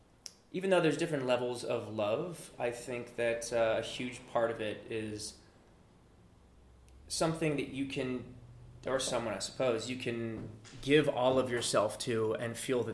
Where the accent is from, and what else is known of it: San Diego, California, United States; born or raised there; also born or lived in New York